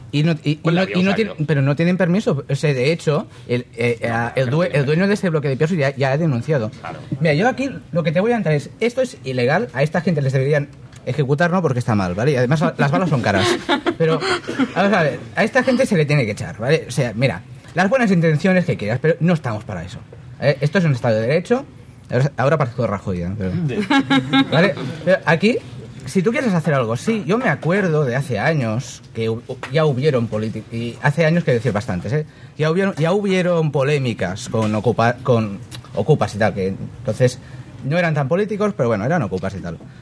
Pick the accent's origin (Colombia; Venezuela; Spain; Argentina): Spain; Catalonia; como catalán